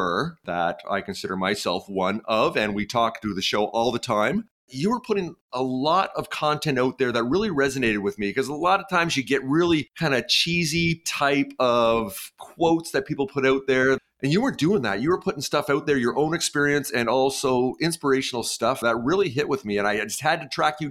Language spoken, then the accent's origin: English; Canada; I'm Canadian